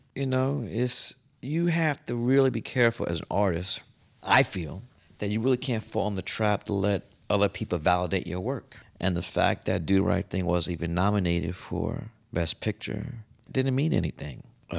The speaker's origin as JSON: {"language": "English", "town": "New York City", "region": "New York", "country": "United States", "said": "I said, I'm from Fort Greene."}